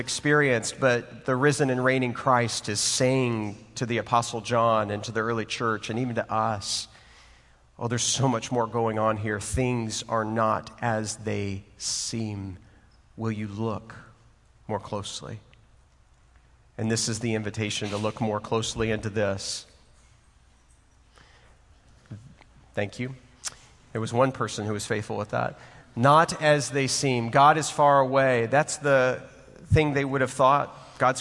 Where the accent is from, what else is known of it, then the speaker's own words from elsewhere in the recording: Waco, Texas, United States; also born or lived in Houston, Texas; I was born in Houston, Texas, and I grew up in Waco, Texas